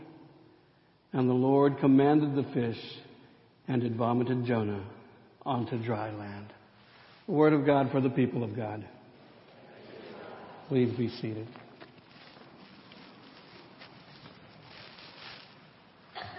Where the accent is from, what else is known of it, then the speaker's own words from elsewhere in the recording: United States; Growing up in the Rio Grande Conference